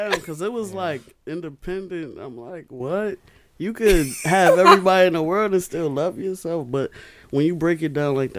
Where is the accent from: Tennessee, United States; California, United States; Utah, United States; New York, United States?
New York, United States; New York City; I'm from Brooklyn.